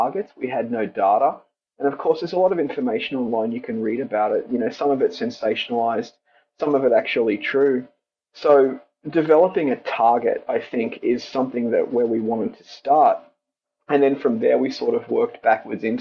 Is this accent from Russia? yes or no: no; Australia; moved away; I grew up in Australia on a cattle station, which was primarily beef cattle.